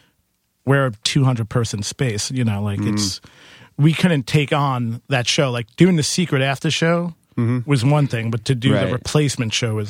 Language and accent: English; Queens, New York, United States; I'm from Queens.